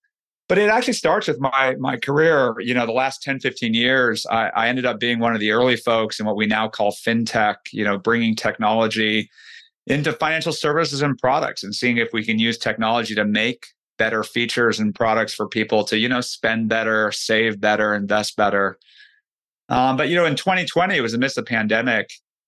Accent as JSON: {"language": "English", "region": "California", "country": "United States", "tie": "born or raised there", "said": "You know, I grew up in the Bay Area."}